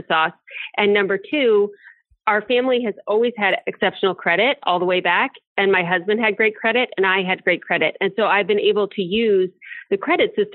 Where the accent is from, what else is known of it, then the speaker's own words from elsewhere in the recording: Akron, Cleveland, Ohio area, United States; I grew up in the Akron, Cleveland, Ohio area.